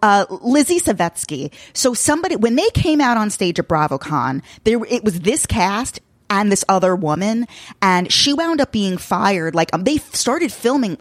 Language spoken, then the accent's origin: English; Long Island, New York, United States; I'm a Long Island Jew